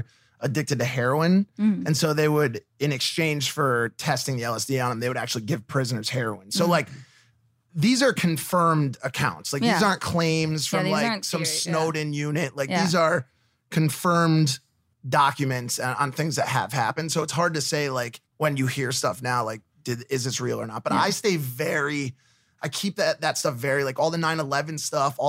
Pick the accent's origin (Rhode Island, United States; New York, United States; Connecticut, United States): Connecticut, United States; I'm from Connecticut, like not far from Newtown.